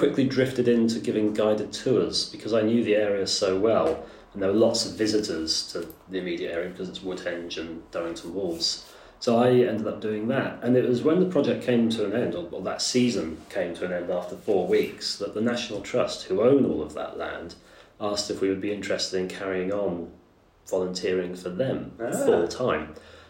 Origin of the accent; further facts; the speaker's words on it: Amesbury, South West England, United Kingdom; moved away as an adult; also born or lived in Germany / Japan; When I was 9, we moved back to England, and I grew up on Countess Road in Amesbury in Wiltshire